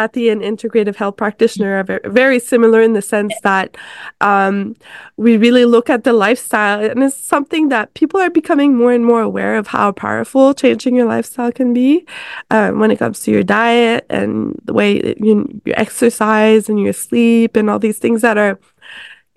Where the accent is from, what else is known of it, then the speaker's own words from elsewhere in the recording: Canada; I'm from Canada